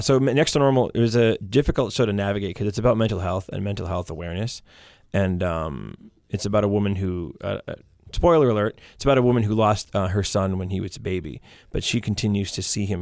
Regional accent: Maine, United States; now in Derry, United States; growing up in Maine

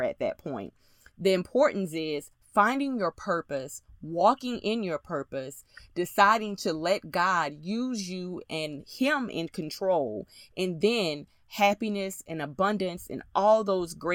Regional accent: Louisiana, United States; me being a Southern girl and from Louisiana

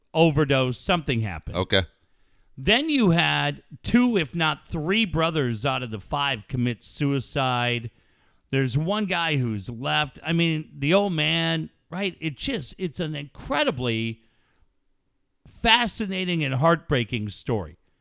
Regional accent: Encinitas, California, United States; I am from Encinitas

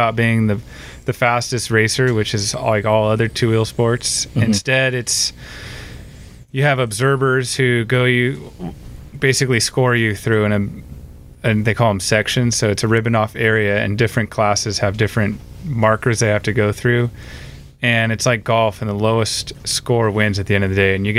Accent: Aromas, California, United States; I grew up in Aromas, which is just right outside Watsonville

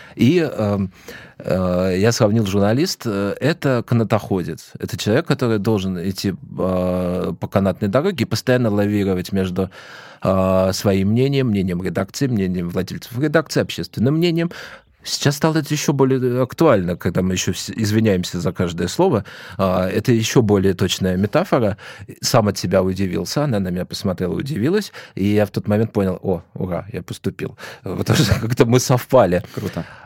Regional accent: Moscow Oblast, Russia; also born or lived in Vladimir; я из Подмосковья

